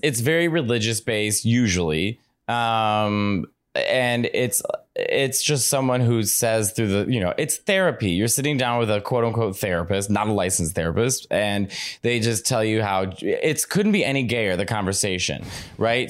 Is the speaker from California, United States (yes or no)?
no; Chicago, Illinois, United States; I grew up in Chicago